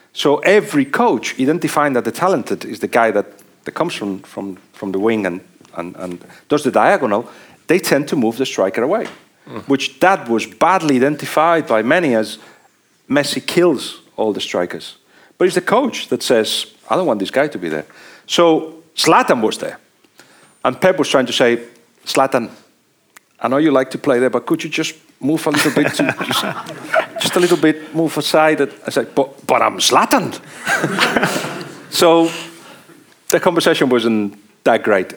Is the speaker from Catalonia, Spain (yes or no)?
yes; Barcelona, Catalonia, Spain; moved away as an adult; also born or lived in Liverpool, England; I'm from Barcelona